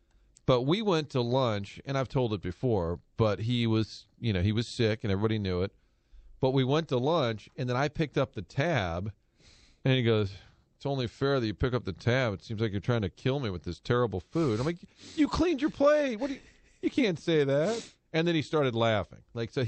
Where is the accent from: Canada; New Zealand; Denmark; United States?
United States; St. Louis, Missouri; I just started here at Fox 2. I'm in my hometown.